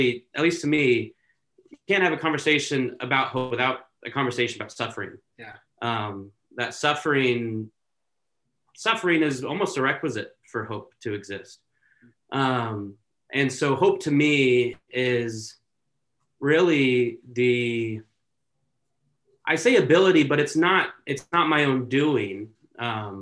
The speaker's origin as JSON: {"language": "English", "town": "Santa Clarita", "region": "California", "country": "United States", "tie": "born or raised there", "also_born_or_lived": "Oregon", "moved": "as an adult", "said": "born and raised in Southern California in Santa Clarita"}